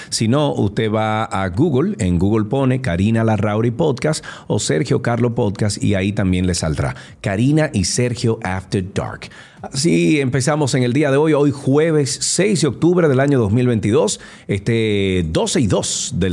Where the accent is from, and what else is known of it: Dominican Republic